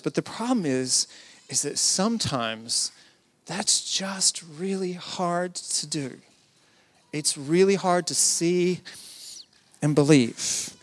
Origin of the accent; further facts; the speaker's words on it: the South, United States; I come from the South in the U S